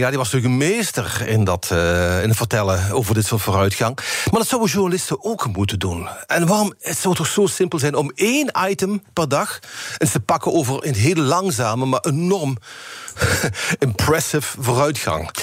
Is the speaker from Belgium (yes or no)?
no; Limburg, Netherlands; accent: Limburgish; met mijn limburgse accent